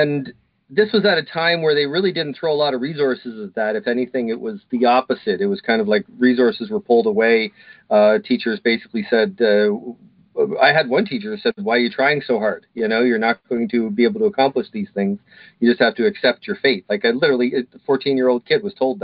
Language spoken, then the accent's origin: English; Kitchener, Ontario, Canada; I was born in Kitchener, Waterloo, Ontario, Canada